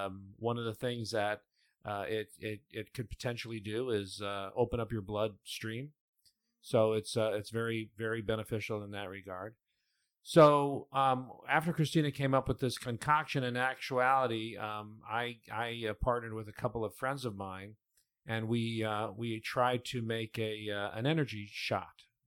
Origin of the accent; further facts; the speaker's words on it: Cleveland, Ohio, United States; moved away; when they moved to Cleveland, Ohio, which is where I was born